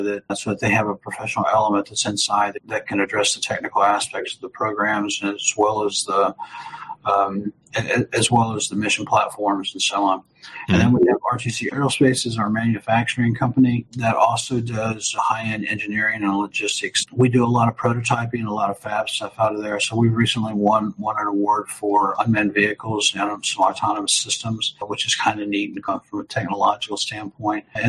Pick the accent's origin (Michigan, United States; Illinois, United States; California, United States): Illinois, United States; Chicago; now in Alabama, United States; I'm not originally from here, so I'm originally from Chicago